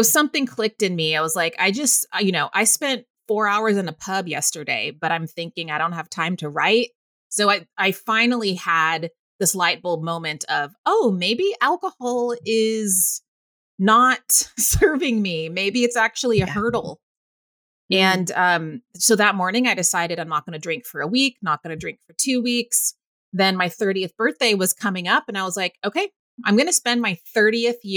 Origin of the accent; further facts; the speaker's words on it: Waco, Texas, United States; moved away as an adult; also born or lived in Northern California; now in New York City, United States; Mom and I moved to Waco when I was 8